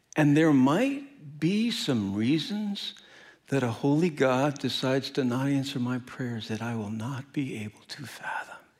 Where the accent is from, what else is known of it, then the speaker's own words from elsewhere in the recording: Midwest, United States; But I'm from the Midwest. I'm Midwest nice